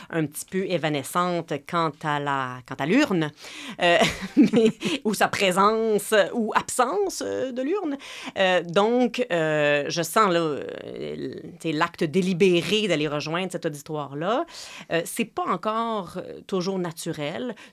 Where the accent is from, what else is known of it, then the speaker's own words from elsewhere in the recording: Quebec, Canada; si on a grandi au Québec et que notre mère euh, vient d'ici, on reconnaît les petites expressions, les petites habitudes